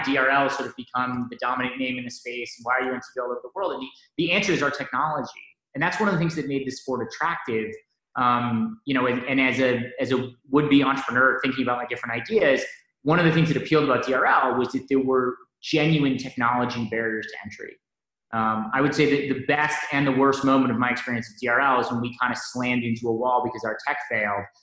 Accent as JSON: {"language": "English", "town": "Wellesley", "region": "Massachusetts", "country": "United States", "tie": "born or raised there", "said": "I grew up in Wellesley and uh, sort of a, a, you know, Boston native"}